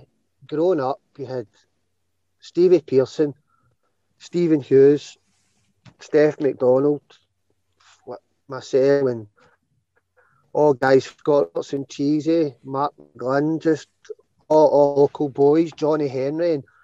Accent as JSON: {"language": "English", "town": "Muirhouse", "region": "Scotland", "country": "United Kingdom", "tie": "born or raised there", "said": "I had a brilliant upbringing, mate. Stayed in the scheme 34 in my 39 years on earth. So, loved the place, loved it, grew up."}